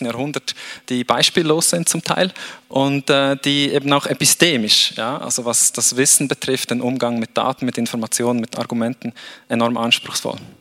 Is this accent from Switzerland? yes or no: yes; Switzerland; ich bin in der Schweiz aufgewachsen